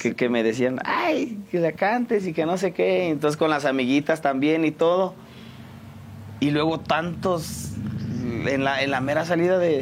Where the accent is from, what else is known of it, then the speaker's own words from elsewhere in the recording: San Juan del Río, Querétaro, Mexico; De aquí de San Juan del Río, orgullosamente sanjuanense